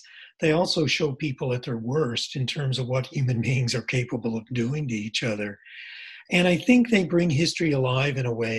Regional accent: Nova Scotia, Canada; I'm from Nova Scotia.

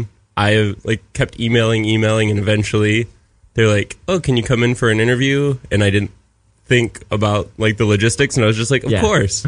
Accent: Michigan, United States

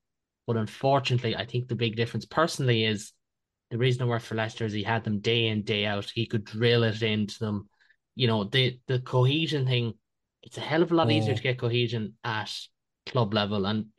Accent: Ireland; Well, a lot of people listening will hope they don't, because we're all Irish fans. We all want to see us go all the way.

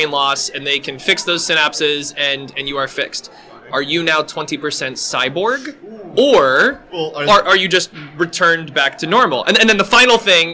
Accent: Palm Harbor, Florida, United States; moved away; I grew up in Palm Harbor, right up the street

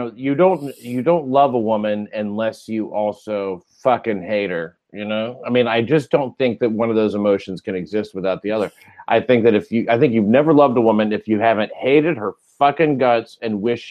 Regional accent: Cleveland, Tennessee, United States; I grew up in Tennessee, over near Chattanooga, Cleveland, Tennessee.

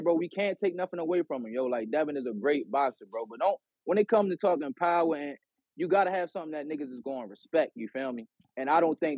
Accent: Baltimore, Maryland, United States; I'm from Baltimore

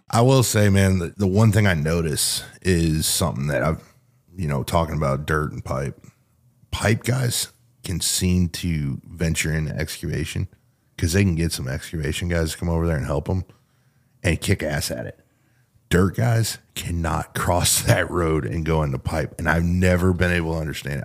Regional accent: Sanger, Texas, United States; where I grew up in Sanger

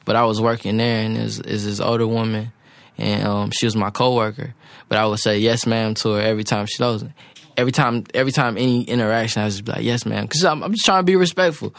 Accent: South Carolina, United States; moved away as an adult; also born or lived in St. Paul, Minnesota; now in Atlanta, United States; I was raised in South Carolina

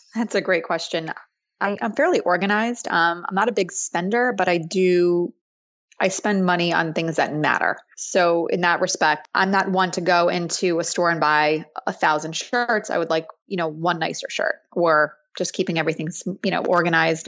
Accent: suburbs of New York City, United States; I grew up in the suburbs of New York City

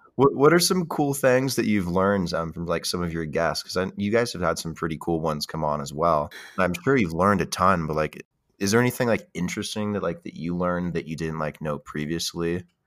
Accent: United States; as an American

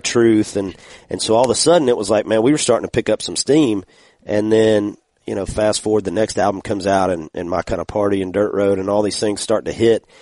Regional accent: Georgia, United States; I'm from Georgia

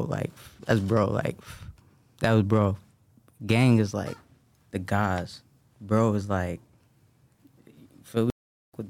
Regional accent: New York, United States; Like, that's regular in New York. Like, when you growing up in New York, bro, like, if you outside, if you in the streets, that's regular, bro.

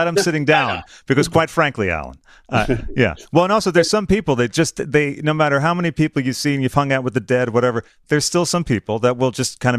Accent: Boston, Massachusetts, United States; From my hometown of Boston.

